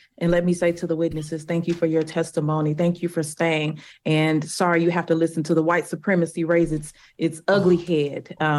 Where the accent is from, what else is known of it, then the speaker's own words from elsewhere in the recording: Missouri, United States; including in my home state of Missouri.